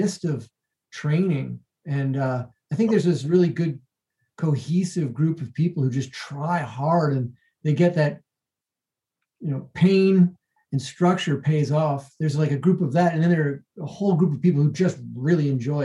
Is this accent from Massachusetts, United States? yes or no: yes; Massachusetts, United States; moved away as an adult; also born or lived in Boston, Massachusetts; now in Denver, United States; I grew up in Massachusetts, which is not quite, you know, it's a little bit south of New Hampshire and along the coast, a fishing town.